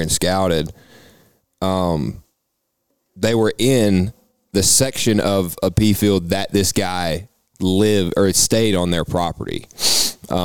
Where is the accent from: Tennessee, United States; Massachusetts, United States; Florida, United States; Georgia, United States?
Tennessee, United States; We're from Tennessee